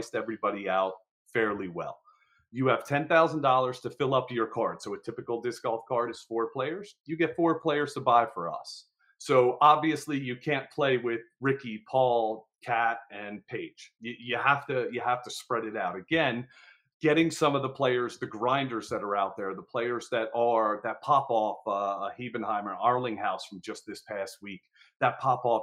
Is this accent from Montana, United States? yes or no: no; New Jersey, United States; I'm from Jersey